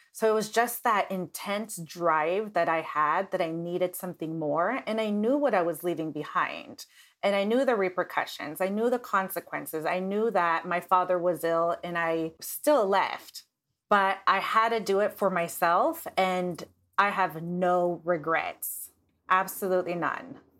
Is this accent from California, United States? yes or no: no; Nebraska, United States; moved away as an adult; now in Los Angeles, United States; moving to Los Angeles from Nebraska about eight years ago